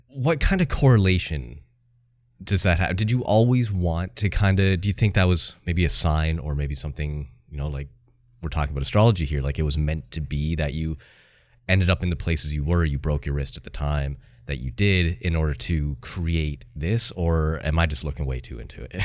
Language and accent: English; Canada; I'm Canadian